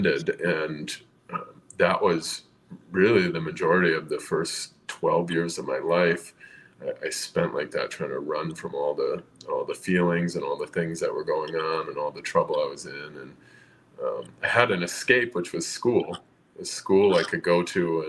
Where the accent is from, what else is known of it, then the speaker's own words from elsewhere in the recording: southern Minnesota, United States; also born or lived in East Coast; I grew up here in southern Minnesota, mostly. I'm in the metro area now, but I'm from the East Coast originally